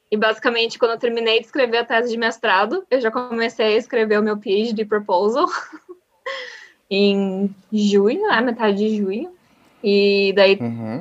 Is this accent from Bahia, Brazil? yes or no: no; Porto Alegre, Rio Grande do Sul, Brazil; moved away as an adult; now in Netherlands; sou do Sul, de Porto Alegre